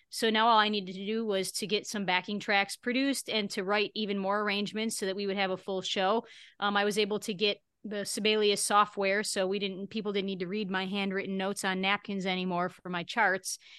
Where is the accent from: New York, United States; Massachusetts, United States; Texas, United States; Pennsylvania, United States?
New York, United States; Buffalo; now in Las Vegas, United States; my hometown, uh, Buffalo, New York area.